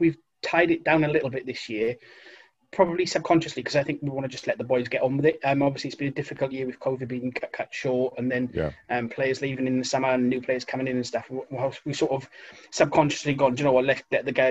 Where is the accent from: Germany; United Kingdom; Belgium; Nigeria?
United Kingdom; Wales; now in Aveley, United Kingdom; I'm originally from Wales, I've been living up this way for about 10 years